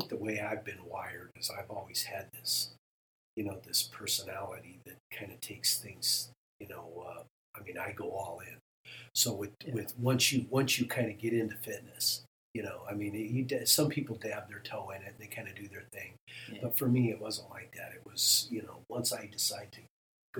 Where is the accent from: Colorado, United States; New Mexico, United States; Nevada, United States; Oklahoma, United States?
Nevada, United States; Reno; I grew up in Reno